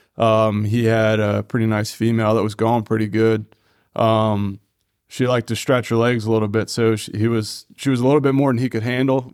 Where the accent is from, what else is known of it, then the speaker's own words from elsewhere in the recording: Taneytown, Maryland, United States; I'm from Tawny Town as well